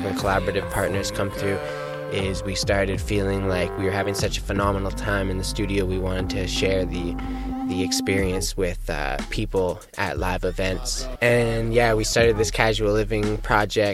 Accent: Victoria, British Columbia, Canada; also born or lived in Hornby Island; I was born on Hornby, which is a beautiful island, and then spent most of my time in Victoria living since

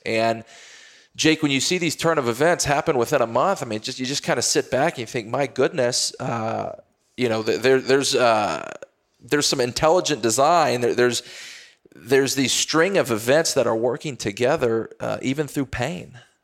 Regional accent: Texas, United States; I grew up playing football in Texas

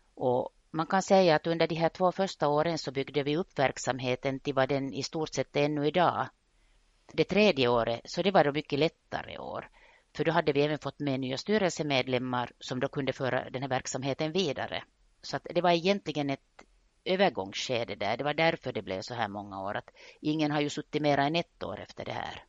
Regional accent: Vaasa, Ostrobothnia, Finland; jag är Vasabo, jag är född och uppvuxen i Österbotten

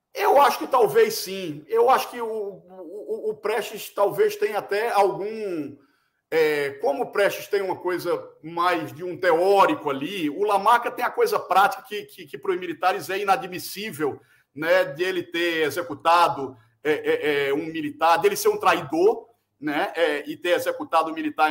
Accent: Recife, Pernambuco, Brazil; now in São Paulo, Brazil; no Recife, a cidade onde eu nasci e para onde sempre procuro voltar, embora viva muitos anos em São Paulo

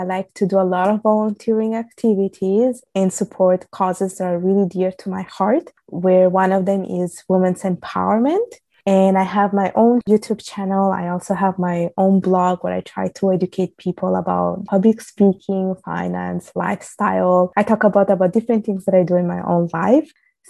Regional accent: Italy; accent: Italian; English is a second language; moved away as an adult; also born or lived in Bangladesh; now in Canada; I am Italian by birth. I am Bengali by blood and Canadian by law. So I was born and raised in Italy. My parents are from Bangladesh. I lived my whole life in Italy. I have done pretty much my whole education in Italy until I moved to Canada

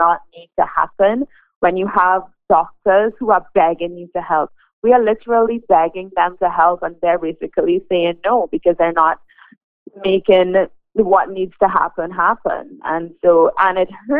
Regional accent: Trinidad & Tobago; moved away as an adult; now in Canada; I came to Canada in 2017, and I am from Trinidad and Tobago, and I practiced medicine there for 4 years

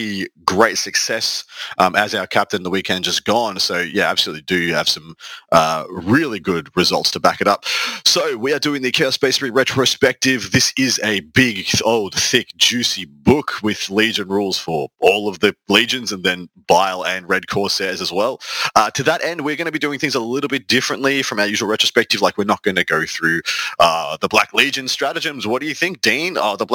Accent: Victoria, Australia; Team Victoria, my home state

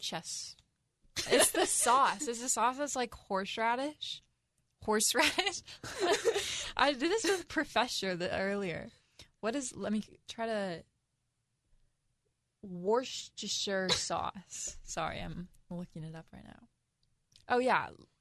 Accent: Mercer Island, Washington, United States; also born or lived in Seattle; Mercer Island. Nice. Born and raised.

